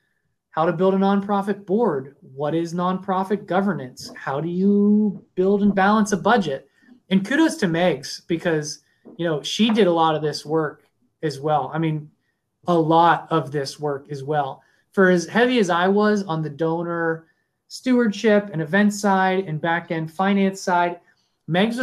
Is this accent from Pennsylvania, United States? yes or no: yes; Upper St. Clair, Pennsylvania, United States; I grew up in Upper St. Clair, which is, you know, lovingly called the bubble